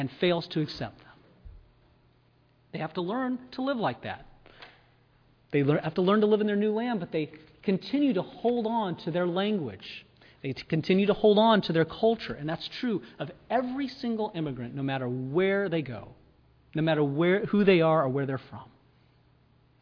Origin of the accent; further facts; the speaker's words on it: United States